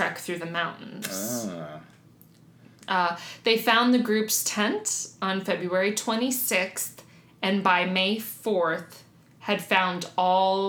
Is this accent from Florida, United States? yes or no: yes; South Florida, United States; I grew up in South Florida